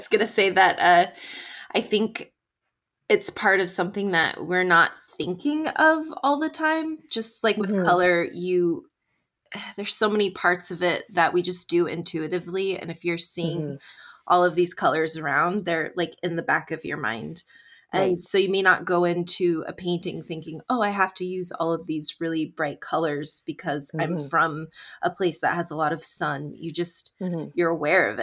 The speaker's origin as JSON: {"language": "English", "region": "Northern California", "country": "United States", "tie": "born or raised there", "said": "I'm actually from Northern California. Born and raised"}